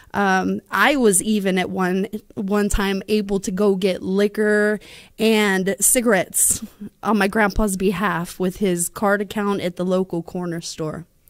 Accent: Bossier City, Louisiana, United States; also born or lived in Dixian, Louisiana; now in San Antonio, United States; I'm from San Antonio, Texas, but I am originally from Bossier City, Louisiana

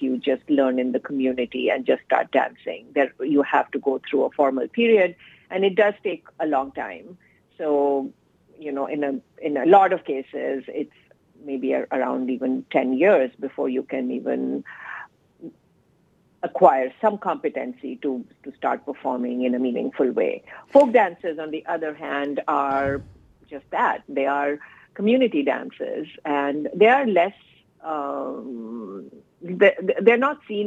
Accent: India; moved away as an adult; So my childhood and teenage years were spent in India. I was born and raised in India

